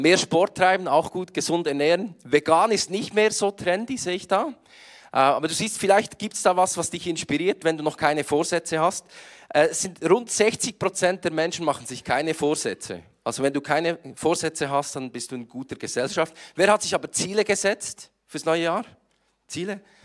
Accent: Switzerland; Ich komme aus der Schweiz und ich versuche heute so hochdeutsch zu sprechen, wie ich kann

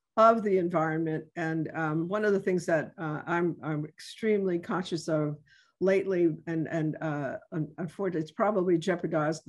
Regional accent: New York City, New York, United States; now in New Orleans, United States; I'm originally from the Bronx, and I identify with the north South Bronx area that I came from.

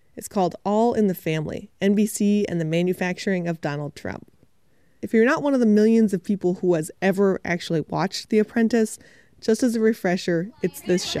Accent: United States; I'm from the United States

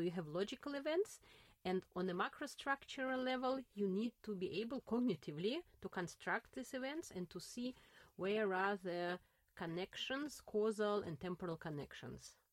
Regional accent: Saint Petersburg, Russia; English is a second language; now in Berlin, Germany; I was born in St. Petersburg, mm-hmm. at that time Leningrad, uh, in the center of St. Petersburg

